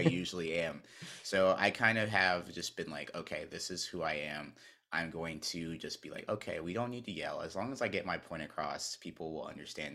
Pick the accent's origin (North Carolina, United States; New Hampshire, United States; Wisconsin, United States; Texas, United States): North Carolina, United States; moved away as an adult; also born or lived in Maryland; when I grew up in North Carolina, I was a Duke fan